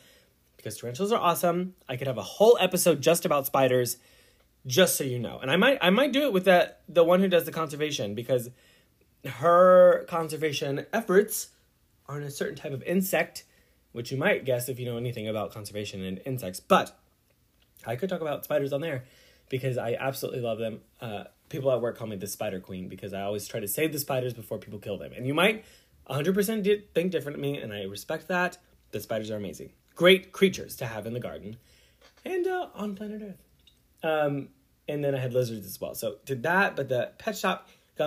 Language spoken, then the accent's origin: English; San Antonio, Texas, United States; moved away as an adult; now in Kissimmee, United States; I was born and raised in the Lone Star State of Texas in San Antonio and lived there since I was born up till 2018